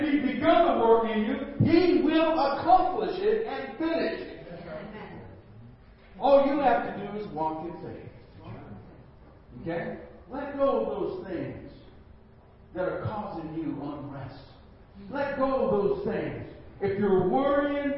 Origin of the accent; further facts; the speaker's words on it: United States; I'm American